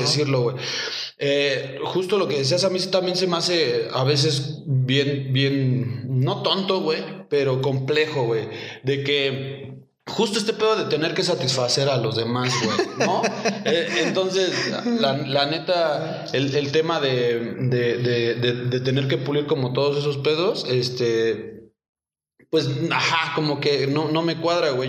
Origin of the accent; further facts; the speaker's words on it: Cuautitlán Izcalli, State of Mexico, Mexico; yo soy eh, del Estado de México, Cotlán Iscali. Eh, pues ahora sí que crecí ahí en, Infonavit Norte